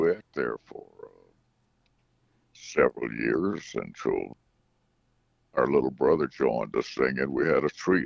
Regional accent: Brewton, Alabama, United States; I grew up out in the country there, and we lived about 6 miles south of Brewton and right on the Alabama-Florida state lines where I was born and raised

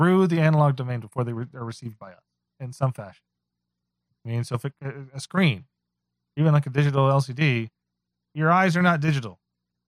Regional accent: Texas, United States; Although I am from Texas. So if you know I'm from Texas

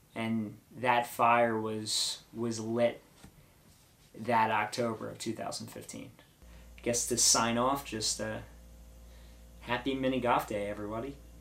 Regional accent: Ocean City, New Jersey, United States; also born or lived in Linwood, New Jersey; Originally grew up in Ocean City, New Jersey

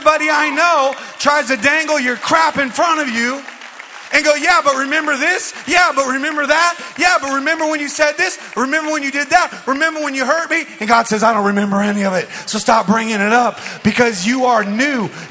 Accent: Phoenix, Arizona, United States; When I was a teenager, I grew up playing basketball in West Phoenix at a park called Chicken Park.

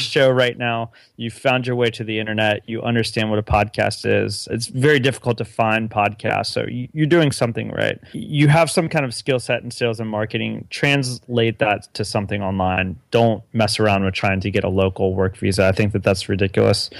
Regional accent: United States; being a U S citizen

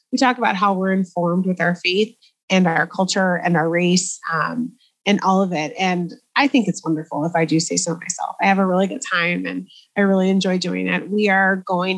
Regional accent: Chicago, Illinois, United States; I was born and raised in Chicago proper, like in the city

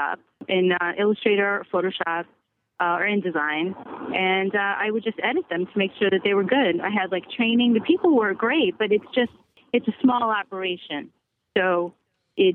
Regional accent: Brooklyn / Long Island, New York, United States; moved away as an adult; now in Bay Area, United States; I'm from Brooklyn

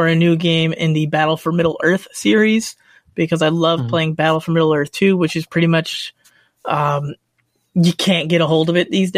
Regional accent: United States; I'm American

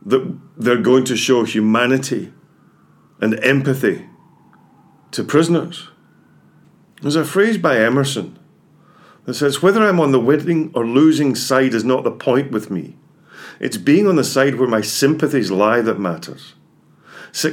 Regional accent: Scotland, United Kingdom; I'm Scottish, you can probably tell

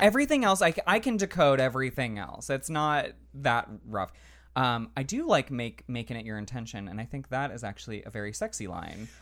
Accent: Central Florida, United States; I grew up in Central Florida, which is very conservative

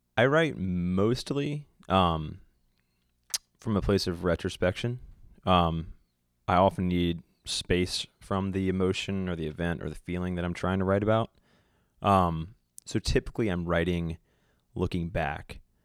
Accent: Virginia Beach, Virginia, United States; moved away as an adult; also born or lived in Charlottesville / Vermont; now in Nashville, United States; I grew up in Virginia Beach

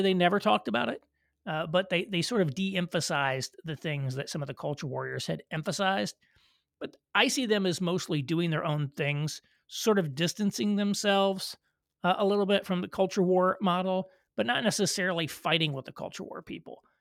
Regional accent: Southern Indiana, United States; moved away as an adult; also born or lived in Louisville, Kentucky / Chicago / New York City; I was born in Louisville, Kentucky, but I was raised in Southern Indiana in a rural community

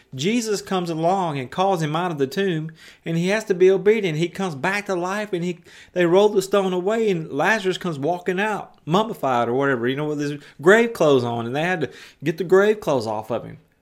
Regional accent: West Tennessee, United States; I was a semi-professional skateboarder as a teenager in West Tennessee. I skated all over my hometown

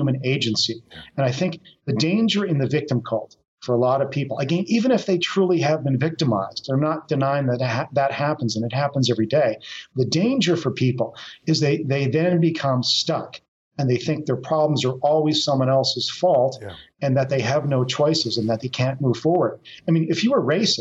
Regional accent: near Kelowna, British Columbia, Canada; now in Calgary, Canada; I grew up near Kelowna.

